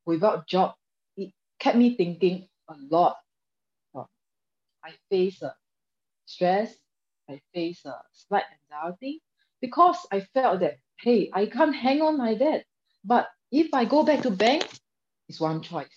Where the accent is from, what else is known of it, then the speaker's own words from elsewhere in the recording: Singapore; I'm a young Singaporean, 36 this year